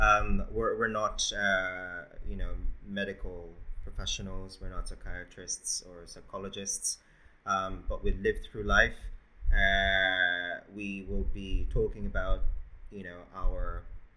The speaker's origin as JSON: {"language": "English", "country": "Philippines", "tie": "born or raised there", "moved": "yes", "lives_now": "Australia", "said": "I was born in the Philippines"}